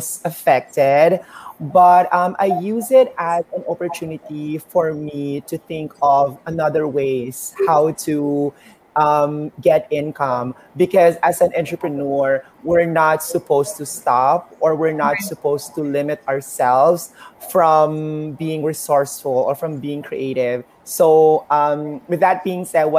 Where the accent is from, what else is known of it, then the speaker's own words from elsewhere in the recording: Philippines; I'm a Filipina